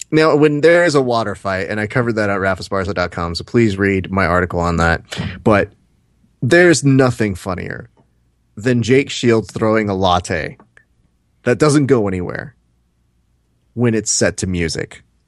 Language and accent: English; United States; I'm fucking American